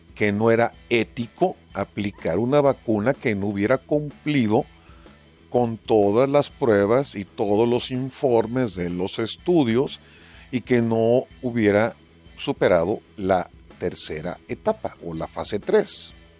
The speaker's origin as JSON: {"language": "Spanish", "country": "Mexico", "said": "aquí hay mexicanos"}